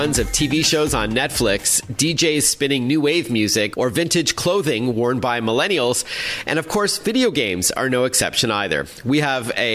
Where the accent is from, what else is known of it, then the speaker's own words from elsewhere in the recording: Toronto, Ontario, Canada; my hometown of Toronto